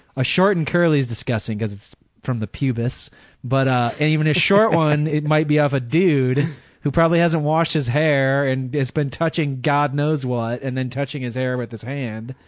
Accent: Michigan, United States; accent: American; now in California, United States; I'm from California, but I'm originally from Michigan

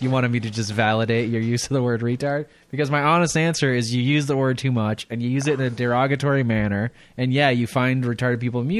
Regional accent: Midwest, United States; growing up in the Midwest

